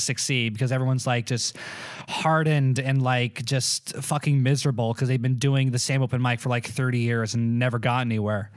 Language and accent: English; Malibu, California, United States; also born or lived in Florida; I was born in Malibu